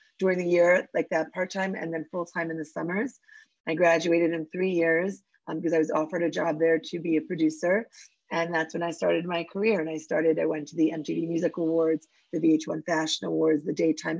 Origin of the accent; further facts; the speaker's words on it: Philadelphia, Pennsylvania, United States; moved away as an adult; also born or lived in New York City; now in Israel; I'm from Philadelphia, and I grew up in a suburb of Philadelphia